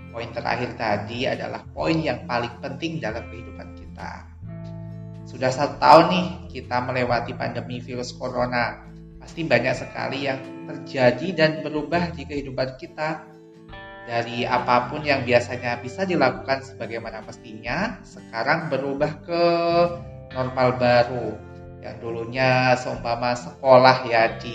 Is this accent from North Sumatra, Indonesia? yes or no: no; Banyuwangi, East Java, Indonesia; now in Yogyakarta, Indonesia; Kalau asli aku sendiri itu berasal dari Banyuwangi. Ada tahu Banyuwangi nggak?